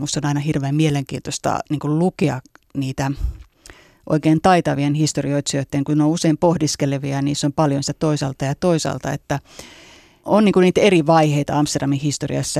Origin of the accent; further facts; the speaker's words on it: Espoo, Uusimaa, Finland; also born or lived in Helsinki / London; mä oon syntynyt Helsingissä ja asunut lapsuuden Espoossa